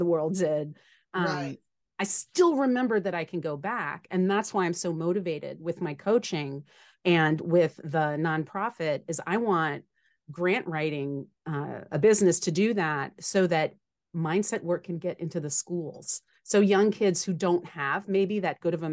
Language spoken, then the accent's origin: English; New Orleans, Louisiana, United States; I grew up in New Orleans, Louisiana